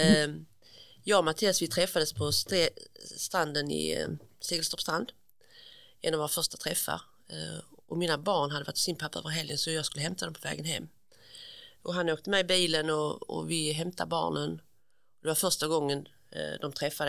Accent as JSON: {"language": "Swedish", "town": "Munka Ljungby", "region": "Skåne", "country": "Sweden", "tie": "born or raised there", "also_born_or_lived": "Malmö", "said": "Jag är uppväxt i Munka Ljungby"}